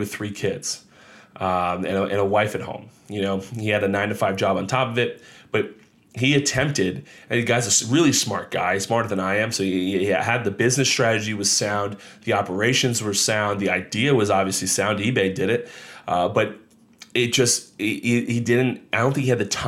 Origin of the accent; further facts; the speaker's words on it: Monmouth County, New Jersey, United States; I grew up down here in Monmouth County, New Jersey